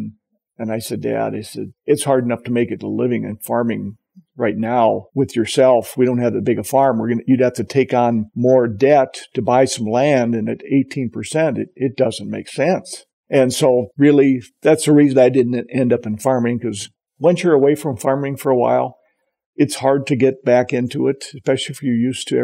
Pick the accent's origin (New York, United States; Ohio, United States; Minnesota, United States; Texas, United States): Minnesota, United States; Walnut Grove; moved away as an adult; now in Britton, United States; I grew up on a farm 2 miles west of Walnut Grove, Minnesota.